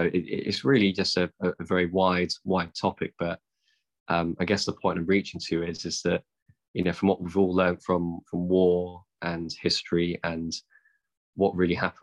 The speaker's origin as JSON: {"language": "English", "country": "United Kingdom", "said": "being white British"}